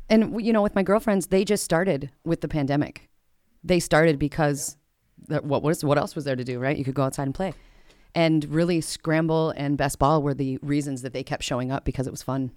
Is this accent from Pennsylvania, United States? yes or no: no; Minneapolis, Minnesota, United States; also born or lived in Andover, Minnesota; now in Victoria, United States; I'm originally from Northeast Minneapolis